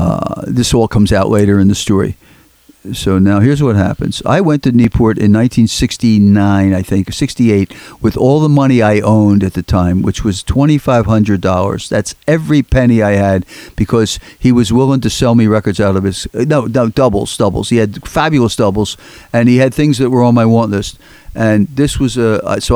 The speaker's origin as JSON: {"language": "English", "town": "Philadelphia", "region": "Pennsylvania", "country": "United States", "said": "I'm from Philly."}